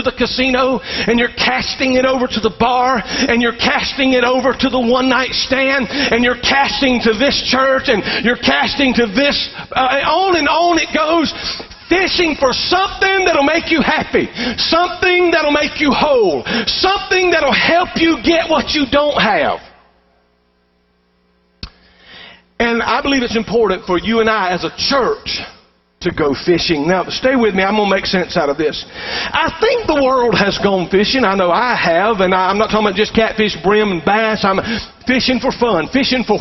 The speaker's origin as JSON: {"language": "English", "town": "Columbus", "region": "Georgia", "country": "United States", "tie": "born or raised there", "said": "I grew up in Columbus, Georgia, right on the bank there of the Chattahoochee River"}